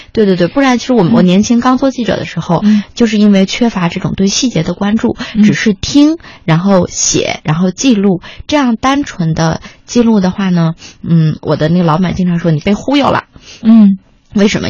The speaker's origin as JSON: {"language": "Chinese", "region": "Beijing", "country": "China", "said": "我是一个北京人啊"}